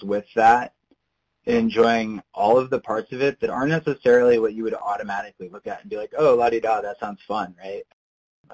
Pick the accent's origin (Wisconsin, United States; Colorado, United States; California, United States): Wisconsin, United States; I grew up in Wisconsin